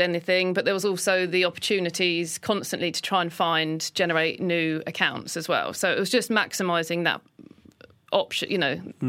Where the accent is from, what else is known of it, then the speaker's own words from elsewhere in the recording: Lewes, South East England, United Kingdom; also born or lived in London; when I was six or seven is when we moved from London. So a lot of my childhood was spent in Sussex.